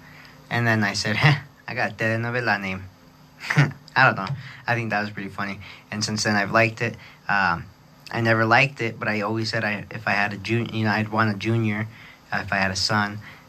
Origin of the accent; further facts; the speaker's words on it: Gallup, New Mexico, United States; Nobody could pronounce …, where I'm from, Gallup, New Mexico. You know, New Mexico's the state, but doesn't mean we're from Mexico. And this town does have a lot of Mexicans in it